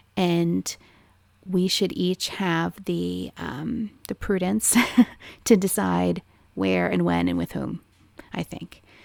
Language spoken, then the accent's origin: English; Maryland, United States; I was a conservative person growing up in a liberal state